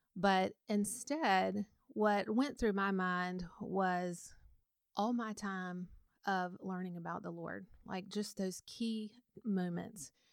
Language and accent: English; Montgomery, Alabama, United States; I grew up in Montgomery, Alabama